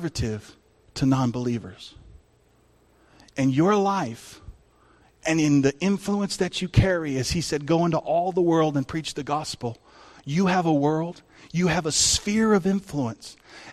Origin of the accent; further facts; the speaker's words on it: El Paso, Texas, United States; now in California, United States; where we grew up in El Paso, Texas